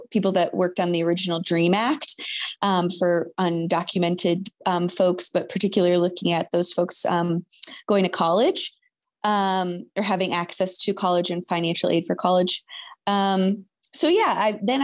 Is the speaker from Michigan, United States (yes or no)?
yes; Michigan, United States; I grew up in Michigan